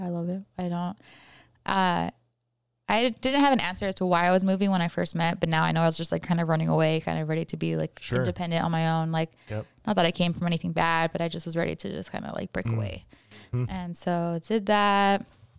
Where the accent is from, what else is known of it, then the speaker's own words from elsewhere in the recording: Hacienda Heights, California, United States; I'm from California. Yes. It's a call town, Hacienda Heights, and it's not really even a town. It's not technically a city.